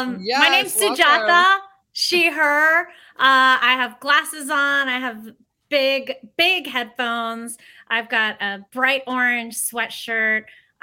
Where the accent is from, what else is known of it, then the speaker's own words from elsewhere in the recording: Greensburg, Pennsylvania, United States; So I was born and raised in the suburbs of Pittsburgh, Pennsylvania, in a little town called...